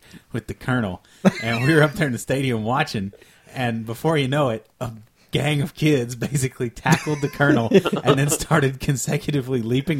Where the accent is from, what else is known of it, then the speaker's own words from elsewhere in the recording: Richmond, Kentucky, United States; moved away; Eastern Kentucky University in my hometown.